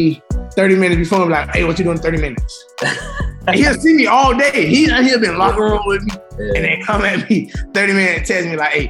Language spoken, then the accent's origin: English; Coconut Grove, Florida, United States; Man, it was straight, you know. Like, you know, it was easy to fall off track, you know, if you took the wrong path or hung with the wrong crowd.